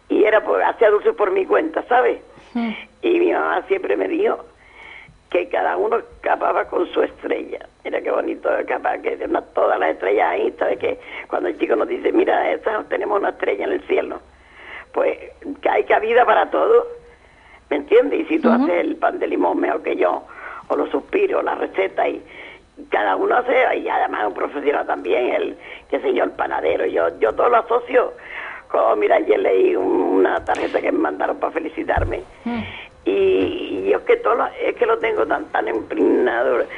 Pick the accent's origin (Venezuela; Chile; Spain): Spain; Canary Islands; La palabra de aquí, nosotros también pachorra.